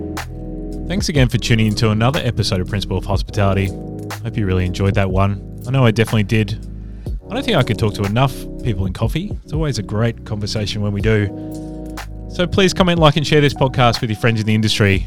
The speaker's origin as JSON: {"language": "English", "town": "Adelaide", "region": "South Australia", "country": "Australia", "moved": "yes", "said": "I'm from Adelaide originally"}